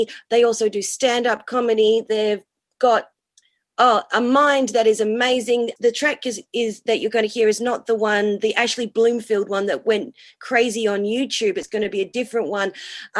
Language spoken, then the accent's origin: English; Perth, Western Australia, Australia; moved away as an adult; now in New Zealand; I'm from Perth